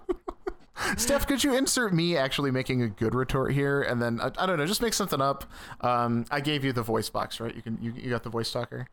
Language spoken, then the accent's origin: English; Midwest, United States; growing up in the Midwest